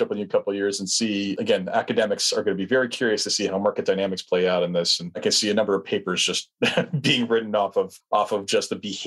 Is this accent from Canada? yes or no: yes; Canada; as a Canadian